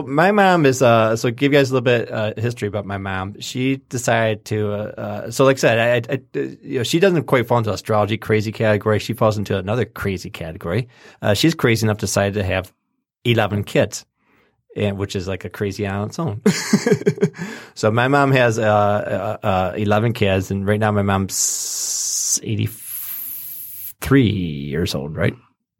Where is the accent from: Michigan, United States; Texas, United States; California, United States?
Michigan, United States; Lake Orion; we grew up in Lake Orion, or we lived in Lake Orion for a while there, and they built this the GM plant pretty close to our house.